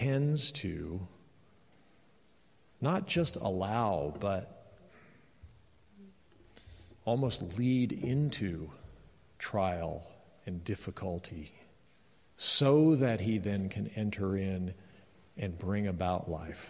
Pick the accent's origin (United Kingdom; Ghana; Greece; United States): United States; as an American